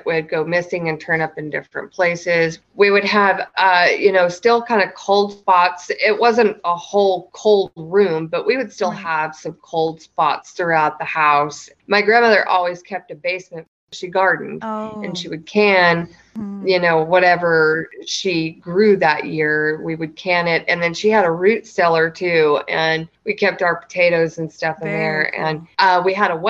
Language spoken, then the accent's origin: English; the South, United States; Growing up in the South